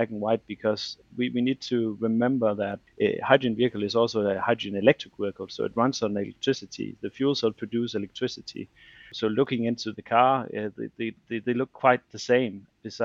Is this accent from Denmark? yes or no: yes; Denmark; I'm from Denmark